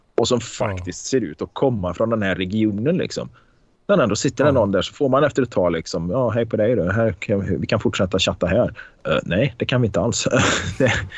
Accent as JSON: {"language": "Swedish", "town": "Karlstad", "region": "Värmland", "country": "Sweden", "tie": "born or raised there", "said": "på Konsum hemma i Karlstad"}